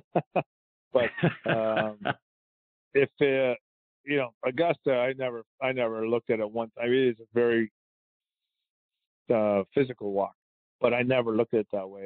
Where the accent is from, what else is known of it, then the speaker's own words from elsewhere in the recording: Canada; I'm Canadian